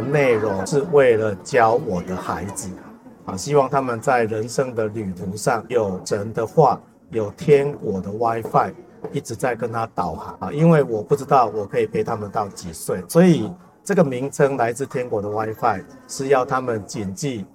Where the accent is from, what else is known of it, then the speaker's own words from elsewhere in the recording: Taiwan; 我们台湾人一年平均每一个人买的书是一本